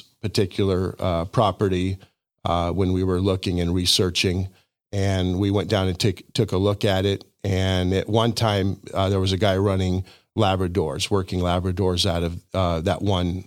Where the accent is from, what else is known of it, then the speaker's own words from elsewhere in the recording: Denver, Colorado, United States; moved away as an adult; also born or lived in Hot Springs, Arkansas; now in Siloam Springs, United States; I was born in Hot Springs, Arkansas. I lived in Arkansas until I was about six, and then uh, my father got a job uh, with Coors Brewing Company, and so that brought us out to Denver. And I mm. spent uh, uh my you know juvenile years and going through school in Denver, Colorado